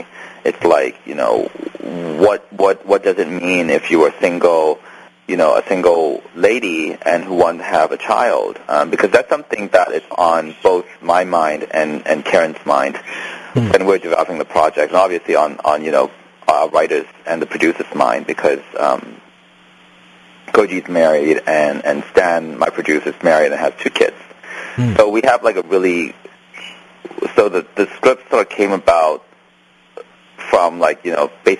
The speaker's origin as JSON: {"language": "English", "country": "Canada", "said": "because I'm also Canadian, so, you know, we have..."}